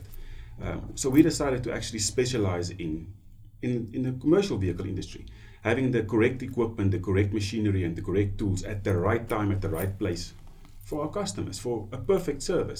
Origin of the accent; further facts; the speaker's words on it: Namibia; also born or lived in South Africa; I've been born and bred in Namibia. Been here in Namibia my whole life.